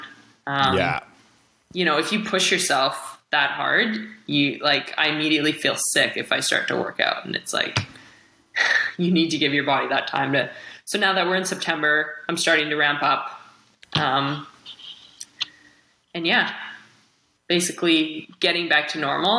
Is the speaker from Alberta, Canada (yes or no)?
no; Kamloops, British Columbia, Canada; Kamloops, so a little more interior, smaller town